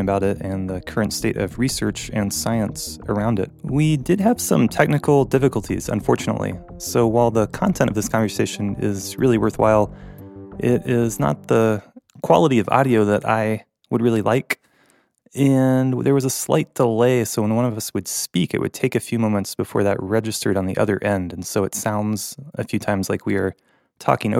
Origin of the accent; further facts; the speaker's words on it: North Carolina, United States; moved away; I grew up in North Carolina with my family.